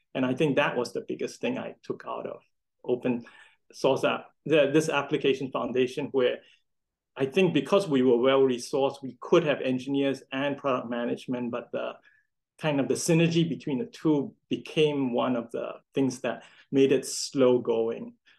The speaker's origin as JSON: {"language": "English", "country": "Singapore", "tie": "born or raised there", "said": "I grew up in Singapore"}